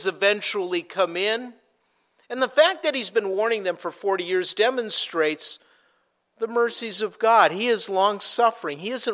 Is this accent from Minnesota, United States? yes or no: yes; Minnesota, United States; I grew up in Minnesota